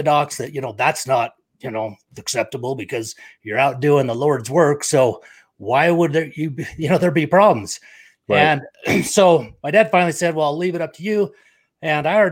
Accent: Provo, Utah, United States; also born or lived in Victorville, California; now in Lindon, United States; grew up in Provo, Utah

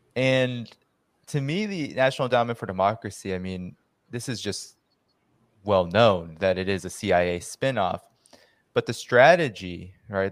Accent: United States; growing up in the United States

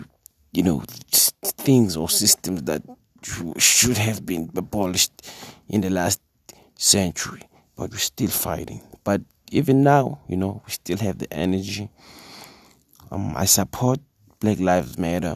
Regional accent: South Africa

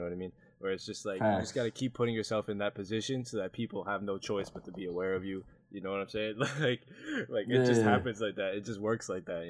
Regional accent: United States; So for me being a Filipino American

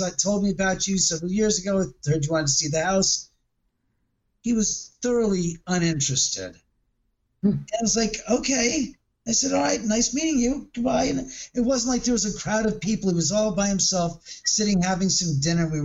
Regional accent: Los Angeles, California, United States; the house I grew up in Bel Air

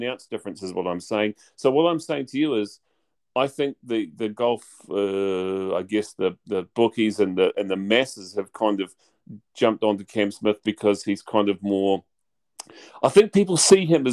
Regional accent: New Zealand; as a New Zealander

